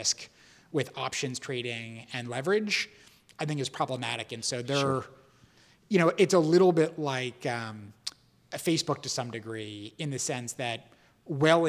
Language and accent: English; Boston, Massachusetts, United States; moved away; also born or lived in Greenwich Village, New York; growing up in Boston